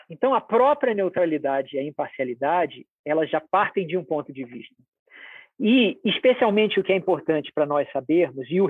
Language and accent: Portuguese; Rio de Janeiro, Brazil; born there; homem, nasci no Rio de Janeiro, classe média, esse é o meu ponto de vista.